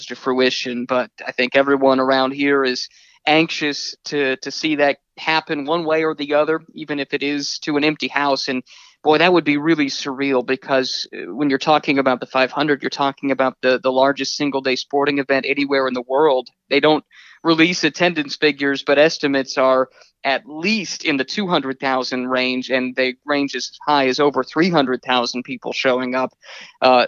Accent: Indianapolis, Indiana, United States; I grew up in Indianapolis

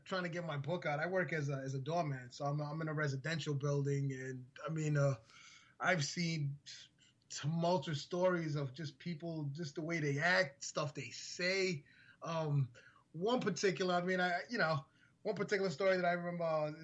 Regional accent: New York City, New York, United States; also born or lived in Brooklyn; I was born in Brooklyn for like half a year, and then that was it. Then I was moved to Queens, and I've been here ever since

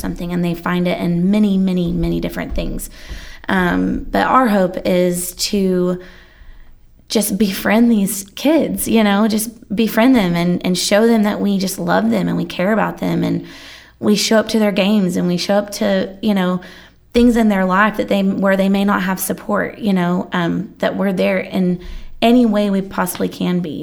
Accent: Allen, Texas, United States; I grew up in Allen

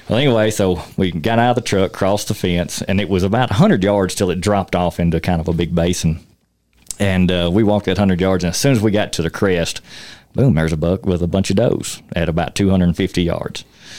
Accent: Tennessee, United States; moved away as an adult; now in Wyoming, United States; I moved out here from Tennessee in 2017, but not my first time to Wyoming.

